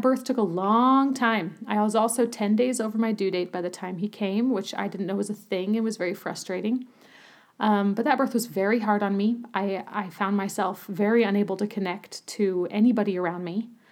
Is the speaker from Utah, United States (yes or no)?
yes; Utah, United States; moved away as an adult; also born or lived in Germany / Berlin; I grew up in Utah